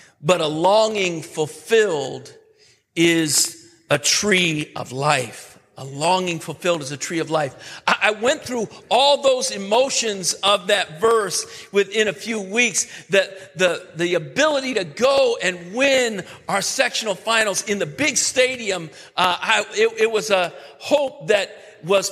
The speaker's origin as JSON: {"language": "English", "region": "New York", "country": "United States", "said": "I'm from New York. So the big city for me was Syracuse"}